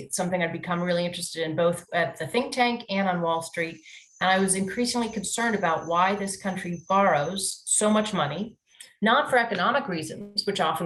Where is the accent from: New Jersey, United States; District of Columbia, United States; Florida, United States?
District of Columbia, United States; Washington; I'm actually a third generation native Washingtonian